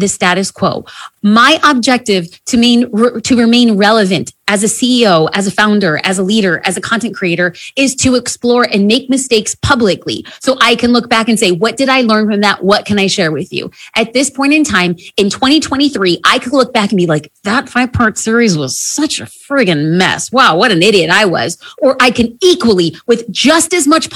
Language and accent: English; New Jersey, United States; I'm from Jersey